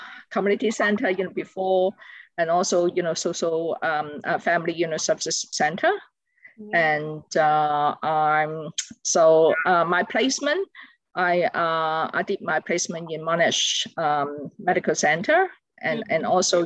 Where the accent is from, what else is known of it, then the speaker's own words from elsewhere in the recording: Hong Kong; moved away as an adult; now in Australia; I was born in Hong Kong